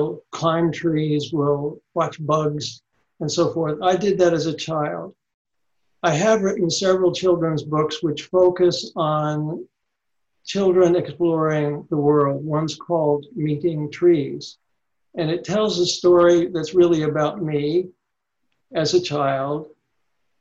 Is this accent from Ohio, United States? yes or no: yes; Ohio, United States; moved away as an adult; also born or lived in Tennessee; now in Indiana, United States; I grew up in Ohio, I'm sorry, and I was born in the South in Tennessee